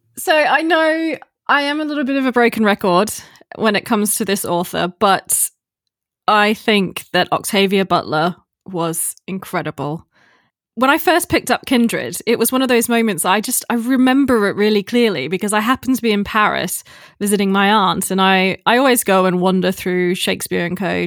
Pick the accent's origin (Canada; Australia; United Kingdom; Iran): Australia; also born or lived in Texas, United States; I grew up in Australia